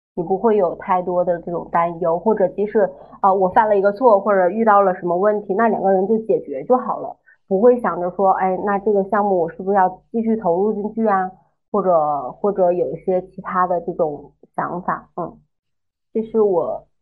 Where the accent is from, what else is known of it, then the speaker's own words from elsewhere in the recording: Northeast China, China; now in Chengdu, China; 我是东北人嘛，然后我父母家人都不在成都